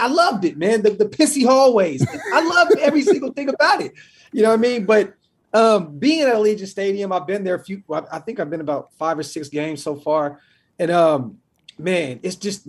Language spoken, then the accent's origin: English; Sacramento, California, United States; Born and raised in South Sacramento, California.